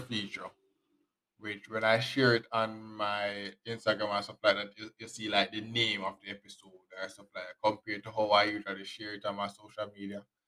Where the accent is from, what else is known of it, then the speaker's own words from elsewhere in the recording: Jamaica; us Jamaican